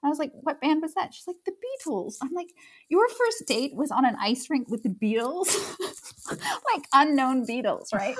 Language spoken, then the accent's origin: English; Waterloo, Ontario, Canada; also born or lived in Hereford, England; I was born in Hereford in England, and then they bought a house in Waterloo